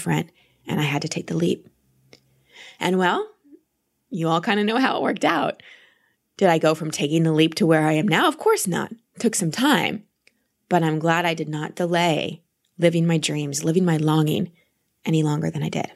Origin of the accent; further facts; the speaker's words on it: Dallas, Texas, United States; I grew up in Dallas.